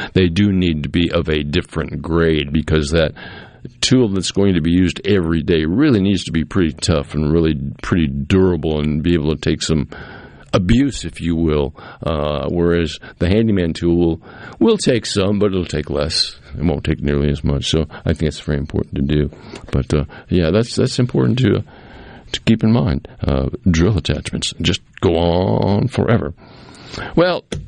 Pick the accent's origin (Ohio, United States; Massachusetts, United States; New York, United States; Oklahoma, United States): Massachusetts, United States; Cape Cod; now in Jackson, United States; growing up on Cape Cod as a young man